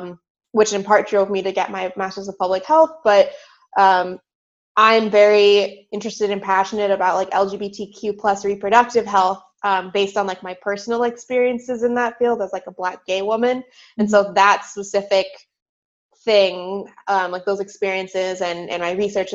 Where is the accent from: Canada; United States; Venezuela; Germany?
United States; Southern California; moved away as an adult; also born or lived in Philadelphia, Pennsylvania; now in Pittsburgh, United States; I grew up in Southern California, and that's honestly where I spent all of my childhood